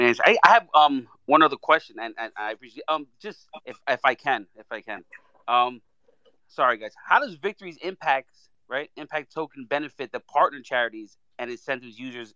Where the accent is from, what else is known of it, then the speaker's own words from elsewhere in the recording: New York City, New York, United States; I'm from New York.